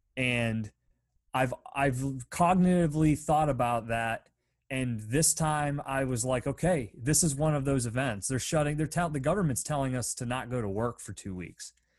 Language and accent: English; Pennsylvania, United States; a really small town in of where I grew up in Pennsylvania